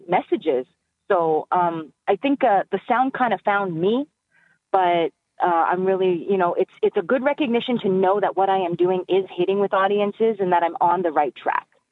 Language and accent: English; northern Alberta, Canada; now in Edmonton, Canada; I'm originally from the Treaty 8 territory in northern Alberta